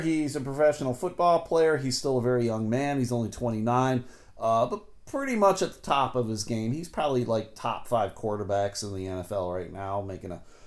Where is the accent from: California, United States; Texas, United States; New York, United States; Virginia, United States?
New York, United States; Buffalo; now in Grand Rapids, United States; I grew up in Buffalo, New York, so it was all the Bills and the Buffalo Sabres